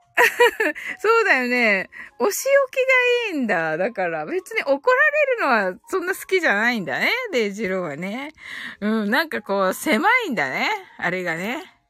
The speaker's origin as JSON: {"language": "Japanese", "region": "Kyushu", "country": "Japan", "said": "九州人です"}